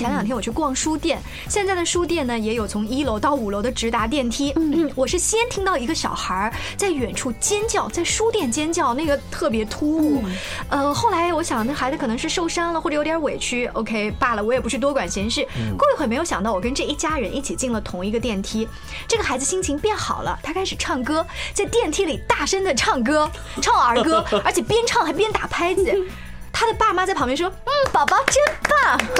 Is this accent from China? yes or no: yes; China; 既然这是我们中国人骨子里面的一个特点，我们的生存的哲学。